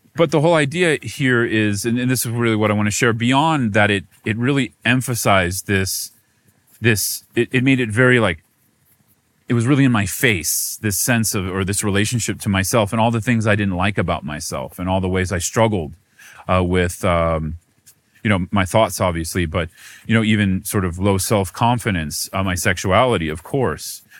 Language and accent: English; United States; American Buddhist monk